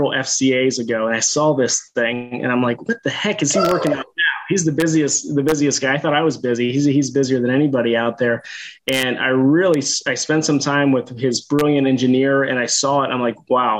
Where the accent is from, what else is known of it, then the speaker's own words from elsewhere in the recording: Northern Ohio, United States; called ESPT Clinic here in Northern Ohio